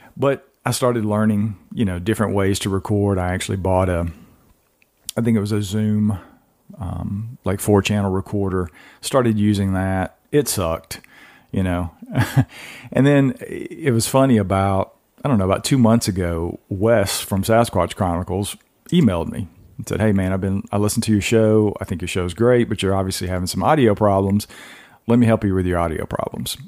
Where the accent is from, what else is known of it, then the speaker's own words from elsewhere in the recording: Georgia, United States; now in North Carolina, United States; I'm from Georgia originally